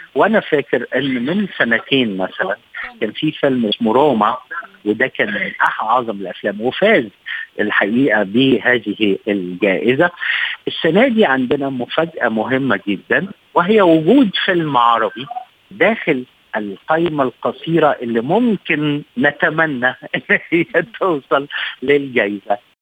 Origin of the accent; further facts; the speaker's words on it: Egypt; عندنا في مصر